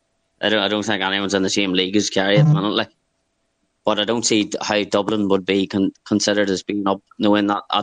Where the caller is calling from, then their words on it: Armagh, Northern Ireland, United Kingdom; From Armagh.